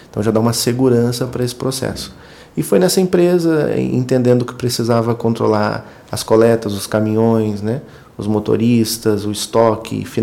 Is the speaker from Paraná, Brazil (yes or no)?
no; Itati, Rio Grande do Sul, Brazil; moved away; sou gaúcho, nasci, nasci no interior, interior do Rio Grande do Sul.